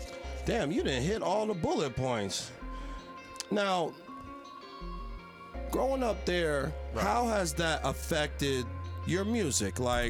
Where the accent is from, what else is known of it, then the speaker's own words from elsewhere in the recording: Philadelphia, Pennsylvania, United States; I'm a Philly nigga.